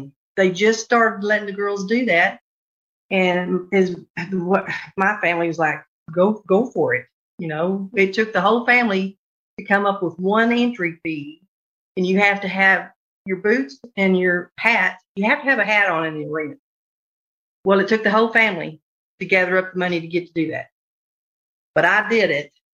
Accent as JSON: {"language": "English", "region": "Texas", "country": "United States", "tie": "born or raised there"}